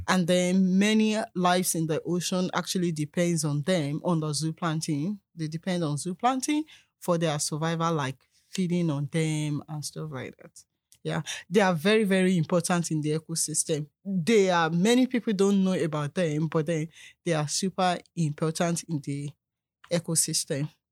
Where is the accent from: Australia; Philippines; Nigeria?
Nigeria; moved away as an adult; also born or lived in South Africa; now in Canada; I'm a Nigerian